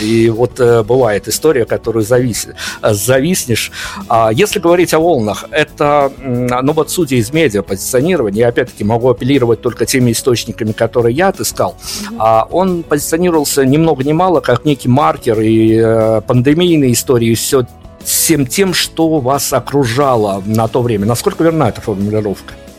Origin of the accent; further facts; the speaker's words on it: Belarus; я как человек из Беларуси